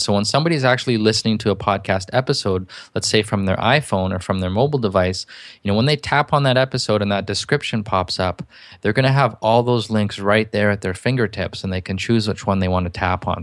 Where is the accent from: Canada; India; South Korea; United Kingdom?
Canada; I'm from Canada